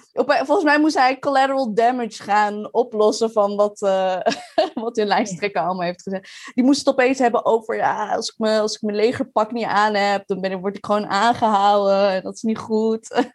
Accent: Maarssen, Utrecht, Netherlands; also born or lived in Leiden; now in The Hague, Netherlands; Ik kom uit Maars. Ik heb in Leiden gewoond en in Den Haag

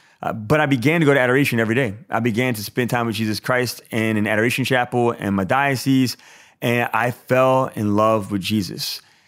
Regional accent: Baton Rouge, Louisiana, United States; Yeah, so I grew up here in Baton Rouge, Louisiana.

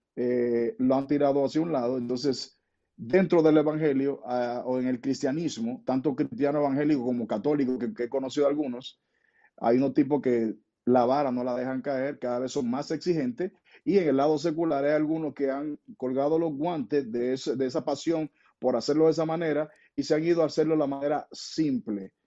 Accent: Dominican Republic

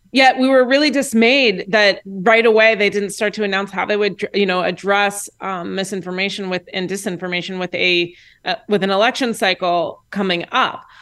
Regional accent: Indianapolis, Indiana, United States; I'm from Indianapolis, Indiana

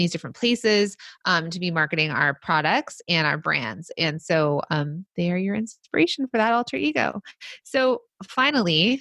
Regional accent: Hidden Hills, California, United States; I grew up in Hidden Hills, actually

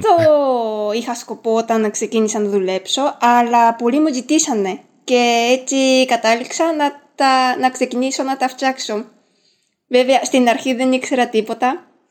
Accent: Japan; first language Japanese; Greek is a second language; also born or lived in France; now in Greece; ξέρω Ιαπωνικά που είναι η μητρική μου γλώσσα

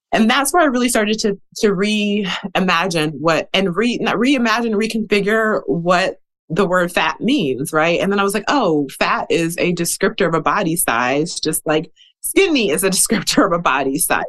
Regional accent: Milwaukee, Wisconsin, United States; I grew up in the Midwest. I'm from Wisconsin originally. I grew up in Milwaukee.

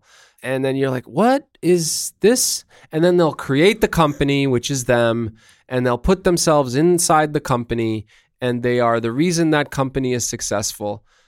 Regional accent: Brooklyn, New York, United States; I'm from Brooklyn, dude.

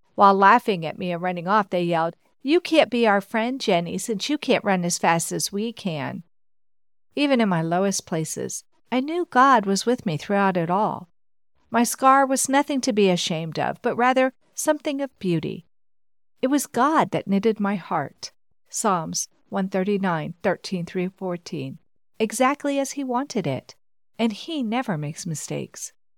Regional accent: United States; accent: American; my American accent

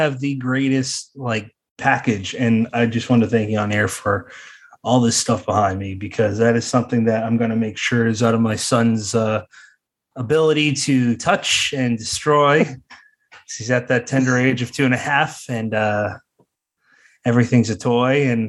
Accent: Ireland; Oh shit. No, I don't. I'm Irish.

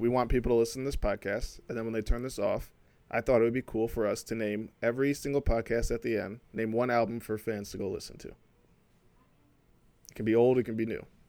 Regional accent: Flint, Michigan, United States; now in Troy, United States; I'm from Flint, Michigan. I live in Troy

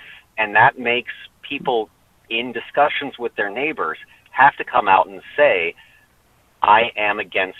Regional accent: Hillsboro, Ohio, United States; now in Cincinnati, United States; I'm from Hillsborough, one of the four newspapers in 2016 that endorsed Trump was the Times Gazette in Hillsborough. It's very, very white, very rural area.

